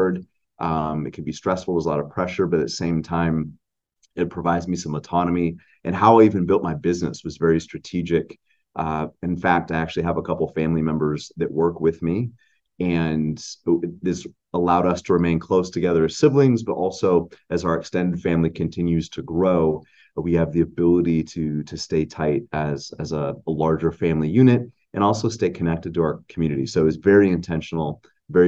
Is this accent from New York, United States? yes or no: no; Anchorage, Alaska, United States; we grew up here in Anchorage, Alaska